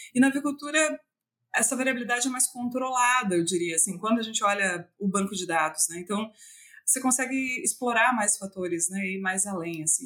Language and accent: Portuguese; Tangará, Santa Catarina, Brazil; eu sou natural de Tangará, é uma cidade bem pequenininha, tem 8 mil habitantes, e ela fica no meio oeste de Santa Catarina